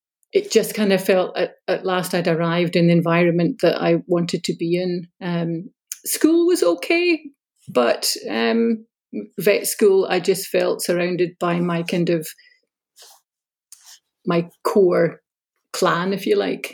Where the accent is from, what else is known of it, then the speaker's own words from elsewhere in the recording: Glasgow, Scotland, United Kingdom; also born or lived in Ayr / United States; I grew up in the south side of Glasgow. I was born and raised, I stayed in the same family home from the time I was born